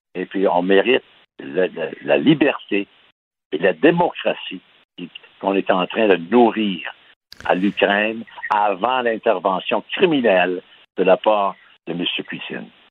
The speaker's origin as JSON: {"language": "French", "town": "Baie-Comeau", "region": "Quebec", "country": "Canada", "tie": "born or raised there", "said": "je suis né à Bécomo"}